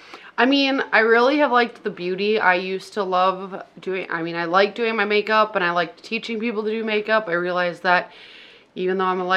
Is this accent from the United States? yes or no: yes; Litchfield, Minnesota, United States; also born or lived in Hutchinson, Minnesota; I was born in Hutch, so I can't say born and raised here. But born in Hutch, but raised here. I've been here my whole life, so... Say a Litchfield native.